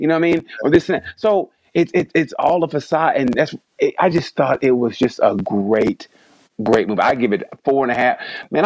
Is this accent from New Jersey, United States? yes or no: no; Oklahoma, United States; I grew up in Oklahoma